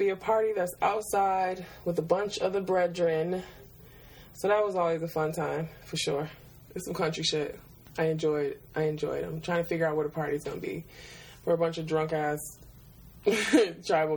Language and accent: English; Detroit, Michigan, United States; now in Brooklyn, United States; I grew up in Detroit and I have two sisters